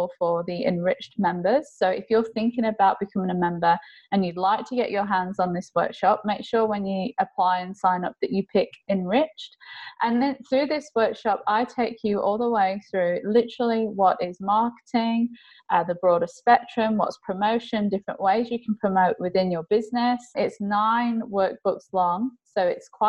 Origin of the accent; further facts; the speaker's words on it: England, United Kingdom; now in Australia; I'm English, so I know my English culture.